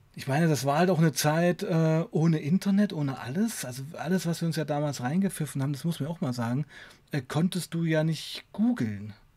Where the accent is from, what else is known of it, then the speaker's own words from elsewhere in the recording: Weißenfels, Saxony-Anhalt, Germany; bei uns in Weißenfels